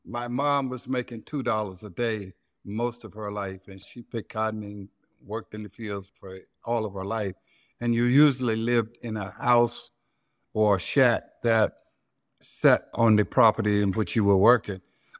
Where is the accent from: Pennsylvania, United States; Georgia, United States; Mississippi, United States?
Mississippi, United States; Silver City; Well, first of all, I have to explain Silver City. It ain't no silver and it ain't no city. It's just cotton fields.